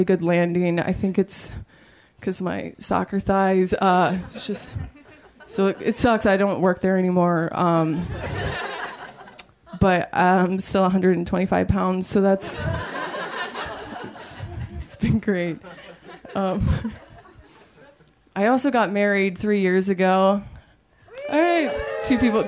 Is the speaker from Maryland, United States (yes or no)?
yes; Maryland, United States; moved away; I'm from Maryland